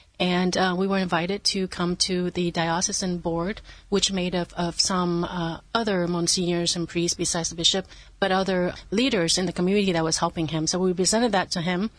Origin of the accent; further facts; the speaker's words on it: Nebraska, United States; moved away; I'm from Nebraska